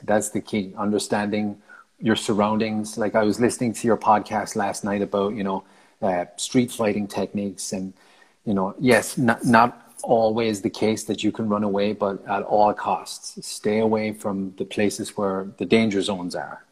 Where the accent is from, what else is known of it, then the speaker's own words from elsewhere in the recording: Ireland; moved away as an adult; I left Ireland in February of 2012